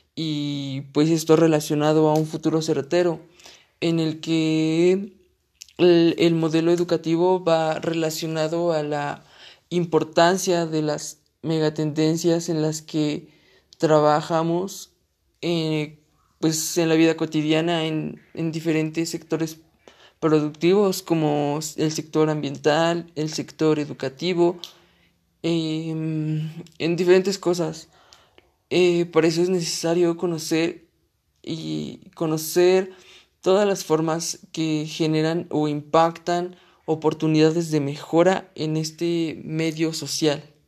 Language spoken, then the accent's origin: Spanish; Mexico; yo soy un universitario mexicano